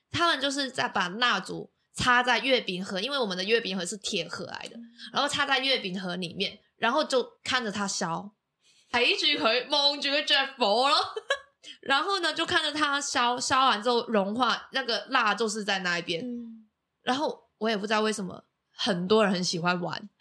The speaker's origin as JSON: {"language": "Chinese", "country": "Macau", "moved": "yes", "lives_now": "Taiwan", "said": "我是来自澳门的"}